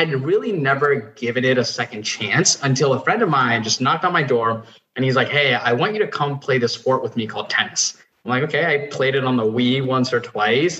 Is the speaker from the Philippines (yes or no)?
no; Nepal; now in United States; I was born and raised in Nepal, moved to the U.S.